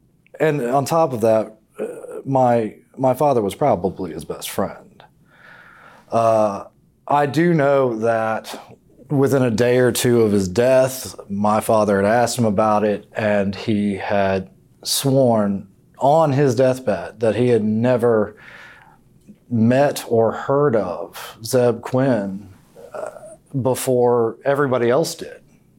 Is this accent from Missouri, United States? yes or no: no; Henderson County, North Carolina, United States; I grew up in Henderson County, North Carolina. I went off to Raleigh for college